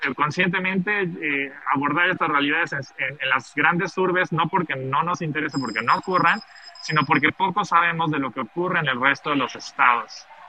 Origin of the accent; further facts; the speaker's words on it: Mexico City, Mexico; moved away as an adult; now in Mérida, Mexico; desde hace siete años eh, vivo en Mérida, en Yucatán, eh, soy, soy de, Ciudad de México